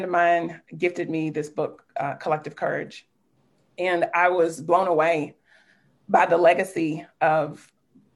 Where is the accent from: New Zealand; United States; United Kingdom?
United States; Richmond, Kentucky; now in Louisville, United States; I'm a proud Kentuckian, born and raised in Richmond, Kentucky, and I found Louisville as my home nearly 20-some years ago